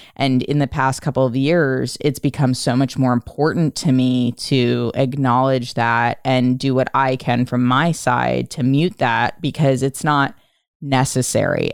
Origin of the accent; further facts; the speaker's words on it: Philadelphia, Pennsylvania, United States; moved away; having grown up outside of Philadelphia in the suburbs